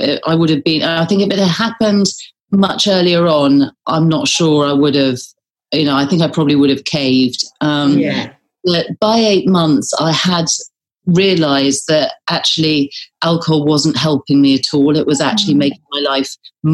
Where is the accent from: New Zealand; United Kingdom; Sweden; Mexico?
United Kingdom; being British, we sort of think